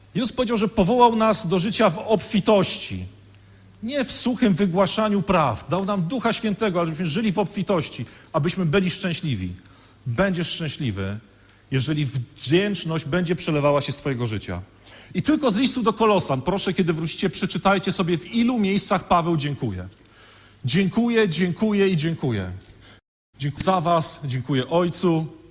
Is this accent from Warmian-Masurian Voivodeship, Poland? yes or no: no; Świnoujście, West Pomeranian Voivodeship, Poland; now in Wodzisław Śląski, Poland; ja pochodzę z Świnoujścia